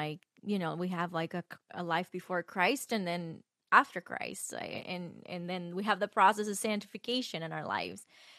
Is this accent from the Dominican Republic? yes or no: yes; Dominican Republic; I'm from Dominican Republic.